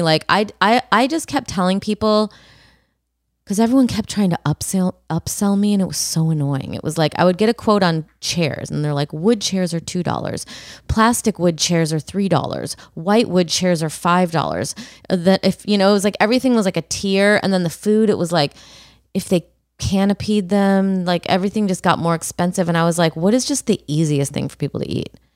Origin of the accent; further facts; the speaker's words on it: Brea, California, United States; My hometown, my spiritual hometown, Brea